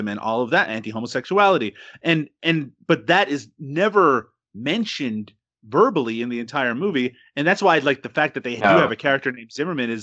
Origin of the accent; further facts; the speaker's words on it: Canada; I'm Canadian.